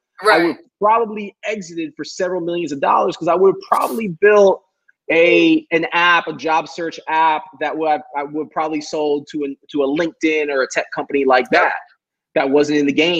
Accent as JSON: {"language": "English", "town": "Miami", "region": "Florida", "country": "United States", "said": "I'm from Miami."}